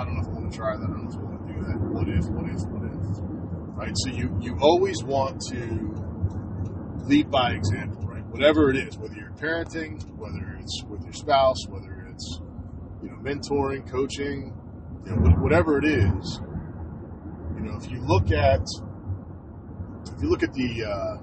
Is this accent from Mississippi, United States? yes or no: no; New Jersey, United States; growing up in Jersey